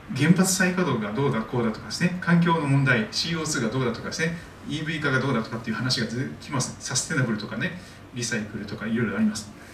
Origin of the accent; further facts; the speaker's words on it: Shikoku, Kochi, Japan; moved away; 私は四国の高知で生まれ育っておりますので